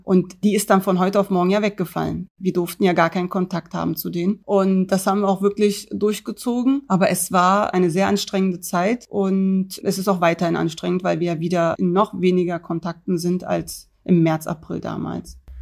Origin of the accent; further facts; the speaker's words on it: Berlin, Germany; 1982 geboren in Neukölln in der damaligen Frauenklinik am Mariendorfer Weg